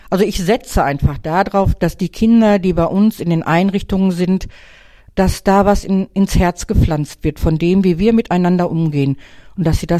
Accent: Wanne-Eickel, North Rhine-Westphalia, Germany; born there; Wanne Eikler Urgestein. Ich bin in Wanne Eikler geboren.

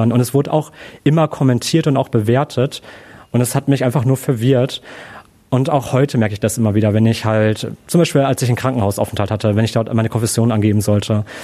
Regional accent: Germany; ja, ich bin Deutscher, ich habe einen deutschen Pass.

